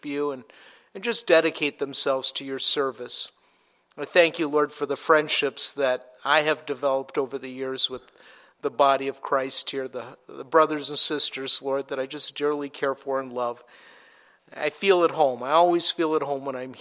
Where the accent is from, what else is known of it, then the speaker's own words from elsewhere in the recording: Minnesota, United States; I grew up in Minnesota